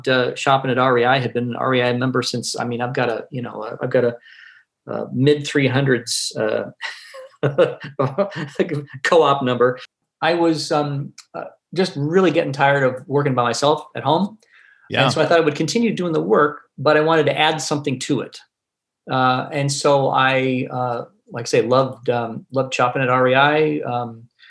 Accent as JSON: {"language": "English", "region": "Northern California", "country": "United States", "tie": "born or raised there", "also_born_or_lived": "Seattle / Milwaukee, Wisconsin", "moved": "as an adult", "said": "I grew up in Northern California"}